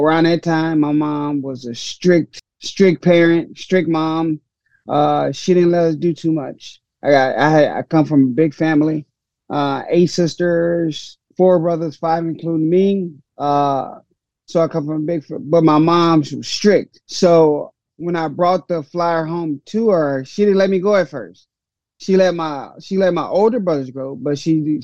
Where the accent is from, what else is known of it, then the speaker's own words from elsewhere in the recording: St. Louis, Missouri, United States; I grew up in Hyde Park area, high crime area